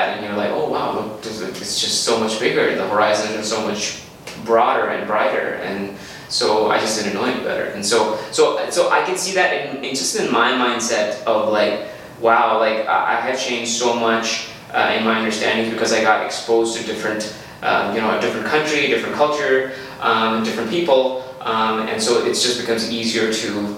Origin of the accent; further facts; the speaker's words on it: Pakistan; moved away as an adult; now in Las Cruces, United States; I grew up in Pakistan.